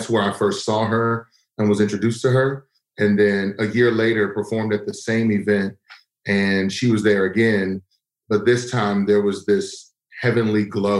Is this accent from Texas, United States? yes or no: yes; Texas, United States; growing up in Texas